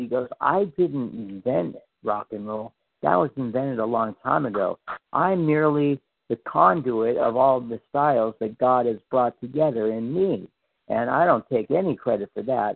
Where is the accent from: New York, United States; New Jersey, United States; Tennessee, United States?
Tennessee, United States; Memphis; I grew up on Graceland when I was a little kid